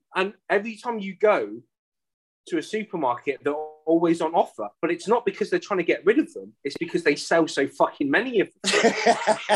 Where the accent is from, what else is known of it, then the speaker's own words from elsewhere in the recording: United Kingdom; moved away as an adult; I emigrated in 2006, so I haven't really been back much since then to the UK.